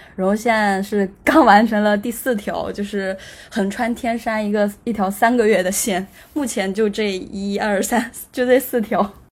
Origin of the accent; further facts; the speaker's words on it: Anhui, China; also born or lived in Beijing; 现在坐标是在家，就是在，在安徽，我是安徽人